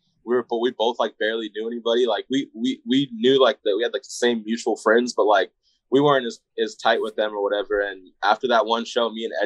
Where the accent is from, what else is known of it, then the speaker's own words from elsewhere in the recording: Coachella Valley, Southern California, United States; moved away as an adult; now in Phoenix, United States; me and Jamie, like we're both from Palm Springs, Indio, like the Coachella Valley, Southern California